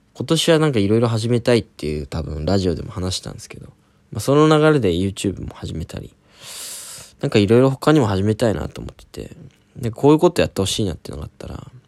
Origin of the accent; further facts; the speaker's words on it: Oita, Japan; now in Tokyo, Japan; 俺大分出身